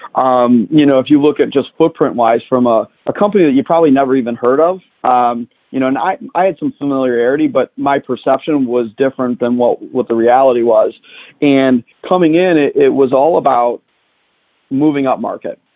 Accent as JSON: {"language": "English", "town": "Chicago", "region": "Illinois", "country": "United States", "tie": "born or raised there", "said": "I grew up in the uh, south side of Chicago"}